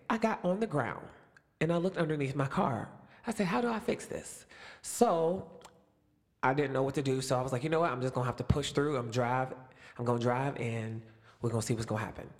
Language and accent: English; Youngstown, Ohio, United States; also born or lived in Springboro, Ohio; I'm in Springboro, Ohio, which is almost four hours away from my hometown, Youngstown